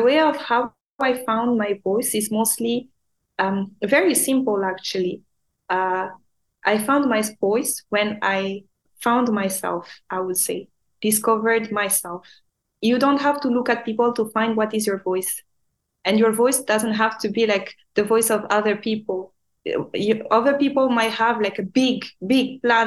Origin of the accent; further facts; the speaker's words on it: Madagascar; English is a second language; now in Dubai, United Arab Emirates; Back home in Madagascar, we are not an English speaking country. We actually speak French. And at school, I was the worst in English.